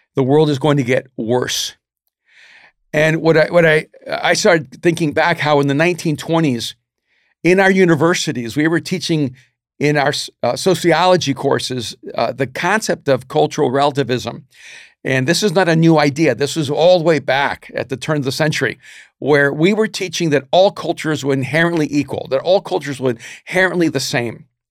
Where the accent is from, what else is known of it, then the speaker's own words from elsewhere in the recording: United States; as an American